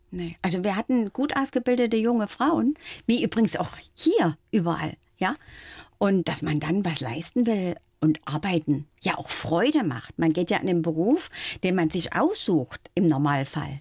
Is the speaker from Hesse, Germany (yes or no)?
no; Dresden, Saxony, Germany; moved away; also born or lived in Frankfurt am Main; damals in meiner Heimat in Dresden